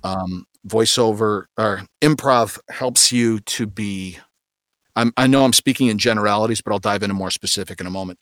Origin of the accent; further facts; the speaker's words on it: Grand Rapids, Michigan, United States; I'm from Grand Rapids, Michigan, uh, like the south side of Grand Rapids, Michigan, in a little community called Cutlerville